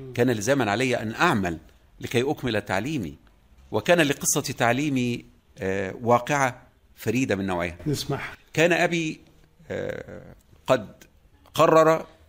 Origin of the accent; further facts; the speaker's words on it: Lake Burullus, Kafr El Sheikh Governorate, Egypt; moved away as an adult; also born or lived in Cairo; هذه البيئه هي بيئه الصيادين في بحيره البرولوس حيث كان والدي صيادا شانه شان كل او معظم سكان هذه البقعه العزيزه من بقاع مصرنا الحبيبه ونشات في هذه البيئه